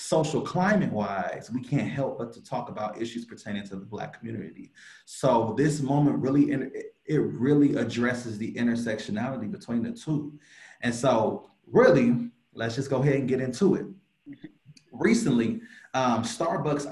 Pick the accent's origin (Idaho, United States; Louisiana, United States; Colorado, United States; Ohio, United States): Ohio, United States; Cleveland; I'm from Cleveland, Ohio. Oh, yeah, I got to rep my 216